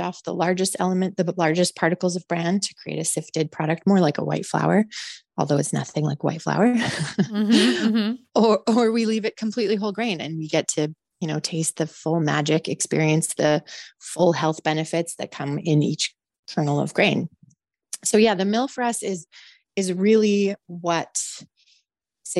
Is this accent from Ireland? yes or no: no; Calgary, Alberta, Canada; I grew up in the prairies. I grew up very connected to the agricultural community, even though I am from Calgary